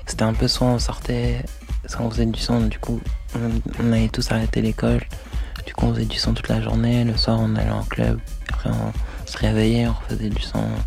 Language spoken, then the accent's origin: French; Cergy, Île-de-France, France; de base je viens de Sergi